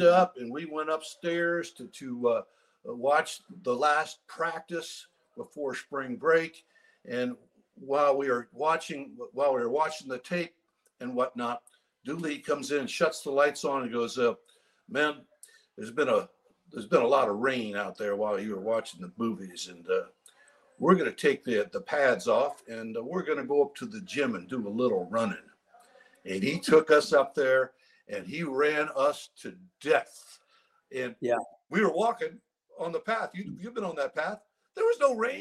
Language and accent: English; Maine, United States; I grew up, I was born in Maine.